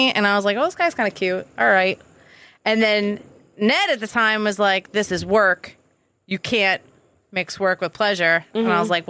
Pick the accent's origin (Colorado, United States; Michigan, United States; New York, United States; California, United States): New York, United States; Long Island; moved away as an adult; also born or lived in Queens, New York; now in Massachusetts, United States; I grew up in New York.